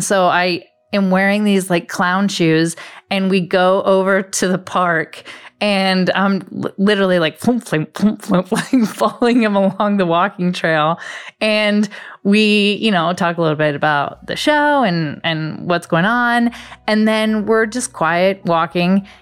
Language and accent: English; Las Vegas, Nevada, United States; now in Los Angeles, United States; currently living in LA, but born and raised in Vegas